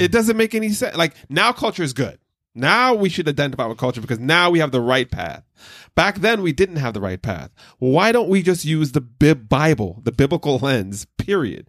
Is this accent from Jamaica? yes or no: yes; Jamaica; growing up in Jamaica and different black churches